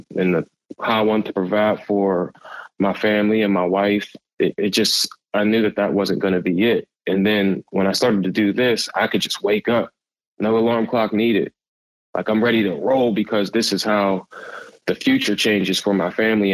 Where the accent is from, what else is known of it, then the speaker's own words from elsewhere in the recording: Pittsburgh, Pennsylvania, United States; I'm from Pittsburgh, Pennsylvania. I'm in Pittsburgh.